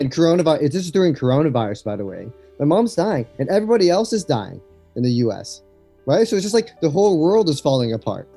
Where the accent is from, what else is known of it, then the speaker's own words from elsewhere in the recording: Los Angeles, California, United States; moved away as an adult; also born or lived in Berkeley, United States / China; I grew up in Los Angeles, and I moved to China in 2010